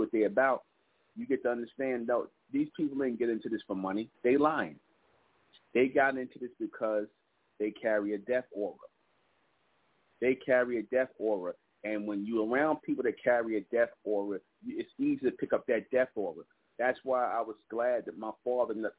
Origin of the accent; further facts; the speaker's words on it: New York City, New York, United States; the projects where we grew up in Brownsville